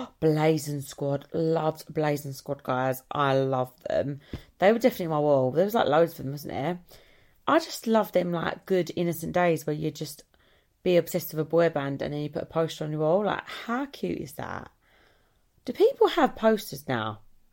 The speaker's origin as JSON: {"language": "English", "country": "Ireland", "said": "Because I'm Irish, I think I, like, felt a connection."}